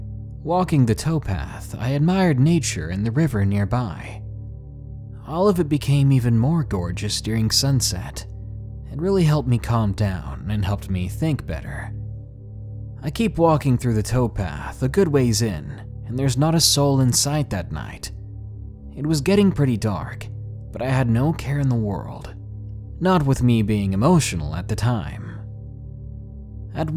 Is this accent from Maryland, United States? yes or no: yes; Williamsport, Maryland, United States; But one dark night in my hometown of Williamsport, Maryland, changed the way I think completely. It happened nearly 10 years ago, when I was 16 going on 17 in my hometown. It was one of those places like everybody knows everybody.